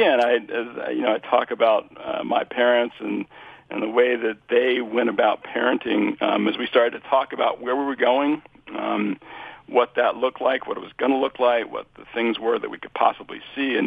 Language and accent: English; Kansas, United States; Born in Kansas